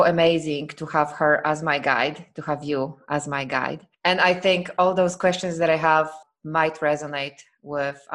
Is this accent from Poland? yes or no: yes; Poland; now in Croatia; I am from Poland. I am from Poland.